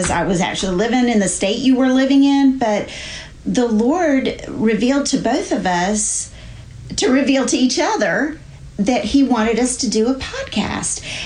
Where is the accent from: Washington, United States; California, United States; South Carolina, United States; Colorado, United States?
South Carolina, United States; Charleston; born or raised there; moved away as an adult; now in North Carolina, United States